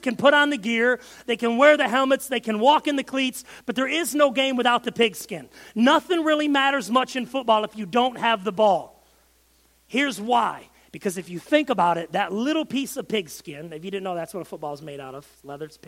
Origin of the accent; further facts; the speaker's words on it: Michigan, United States; I'm from Michigan